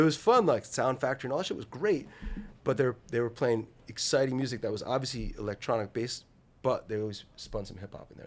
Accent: New Jersey, United States; I grew up in New Jersey

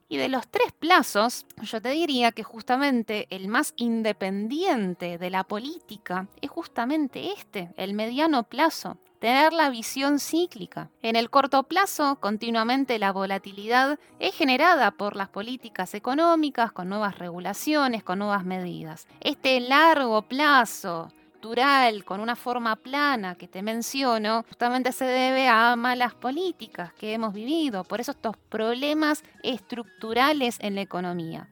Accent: Argentina

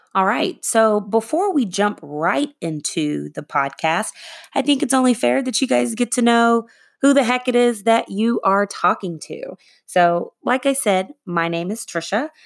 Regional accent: Arlington, Texas, United States; also born or lived in Boston; I was raised in the Arlington, Texas area

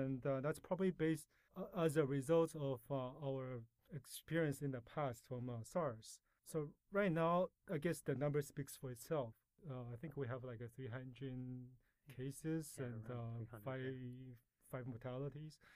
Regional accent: Canada; also born or lived in Taiwan; Well, I was born in Taiwan, and uh, my family immigrated to Canada when I was 12, and that's where I did most of my education and uh, lived most of my life.

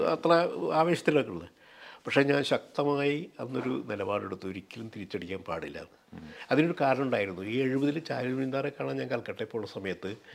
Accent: Pullut, Kerala, India; also born or lived in Thiruvananthapuram / Kozhikode; ഞങ്ങളുടെ പുല്ലുറ്റി മുഴുവനും തന്നെ സി പി ഐ ആയിരുന്നു

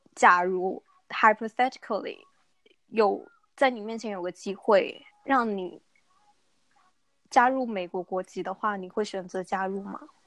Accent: Chengdu, Sichuan, China; 我是成都人

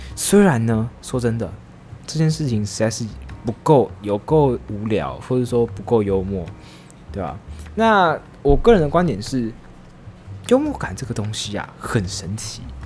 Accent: Taiwan; 像是我们台湾人

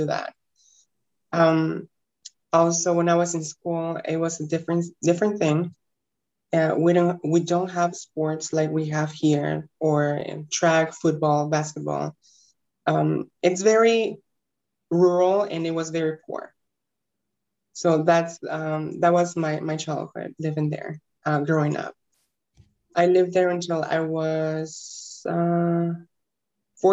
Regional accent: Guanajuato, Mexico; also born or lived in Detroit, Michigan; now in Houston, United States; I am actually from Mexico, state that is called Guanajuato, in a little bitty town that probably no one knows. I currently live in Houston. I moved from Guanajuato to Detroit, Michigan in 2007

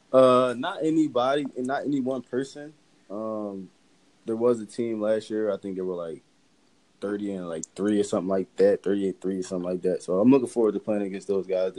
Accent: Philadelphia, Pennsylvania, United States; growing up in Philly

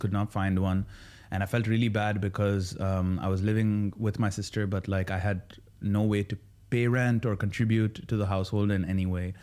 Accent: Sharjah, United Arab Emirates; now in Dubai, United Arab Emirates; born and raised in Sharjah.

